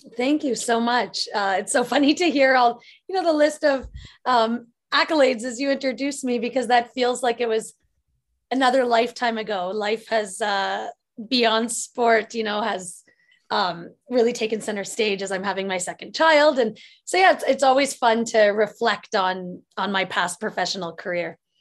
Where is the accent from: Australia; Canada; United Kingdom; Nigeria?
Canada; Lively, Ontario; when I was growing up in my hometown called Lively, Ontario